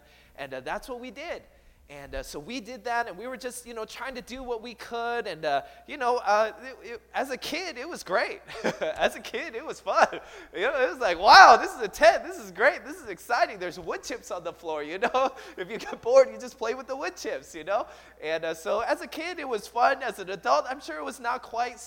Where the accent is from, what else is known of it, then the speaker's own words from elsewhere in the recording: Seattle, Washington, United States; I grew up in the Seattle area. And I moved there when I was 8 years old.